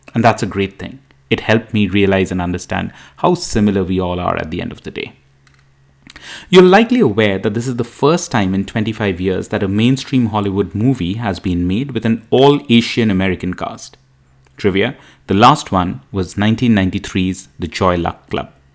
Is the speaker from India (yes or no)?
yes; India; now in United States; as an Indian immigrant in the US